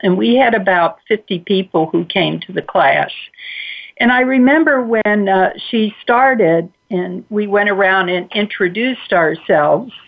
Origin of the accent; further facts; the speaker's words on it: Cincinnati, Ohio, United States; I grew up in Cincinnati, Ohio, to uh, uh, very loving parents